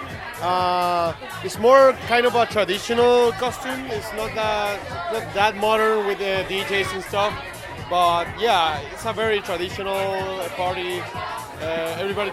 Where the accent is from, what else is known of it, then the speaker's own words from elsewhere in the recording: Chile; I'm from Chile. And I came to Canada